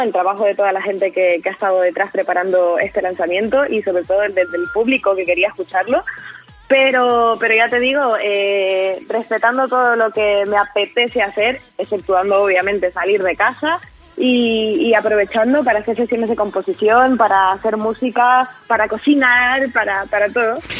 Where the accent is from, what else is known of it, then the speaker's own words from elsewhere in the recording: San Cristóbal de La Laguna, Canary Islands, Spain; en mi tierra, la laguna, eh, donde yo soy